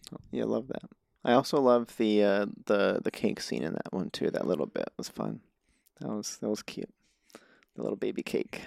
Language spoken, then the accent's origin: English; New Mexico, United States; moved away; I grew up in New Mexico